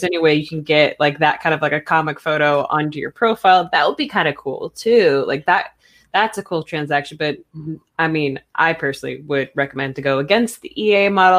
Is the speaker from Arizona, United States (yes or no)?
yes; Arizona, United States; also born or lived in California / North Carolina; I'm from Arizona, so I completely cut off ties to that section of my life. But born in California, grew up a little bit in North Carolina